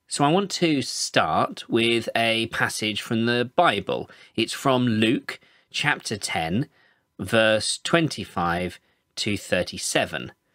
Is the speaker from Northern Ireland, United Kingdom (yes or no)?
no; Birmingham, West Midlands, United Kingdom; I'm from Birmingham in England. I'm involved with a church here called Word of Hands